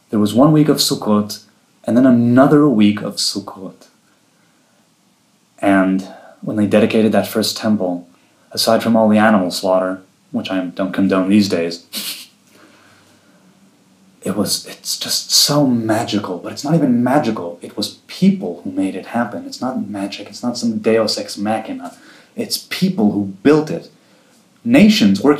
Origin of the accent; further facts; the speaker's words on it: Jerusalem, Jerusalem District, Israel; also born or lived in Rehovot / Safed; Jerusalem. I've lived here my whole life. I moved here when I was two from the Chovot, and other than a few years in Tzfat, I've lived here all my life.